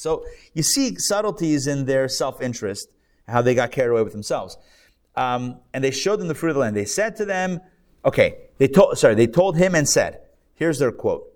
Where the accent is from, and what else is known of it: United States